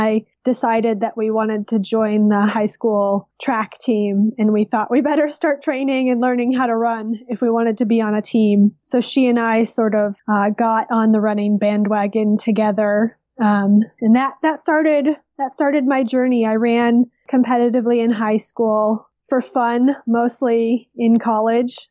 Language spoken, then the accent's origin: English; Minnesota, United States; moved away as an adult; I grew up mostly in Minnesota, in one of the northern suburbs